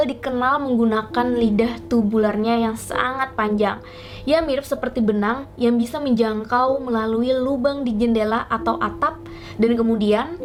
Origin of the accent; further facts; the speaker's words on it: Kalimantan, Indonesia; dan ini Alkisah. Sebagai orang Kalimantan, dari kecil aku sudah pernah mendengar cerita-cerita mengenai kuyang.